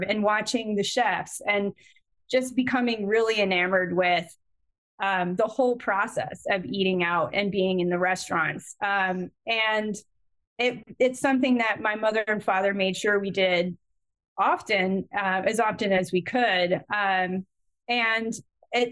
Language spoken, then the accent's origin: English; Connecticut, United States; my hometown in Connecticut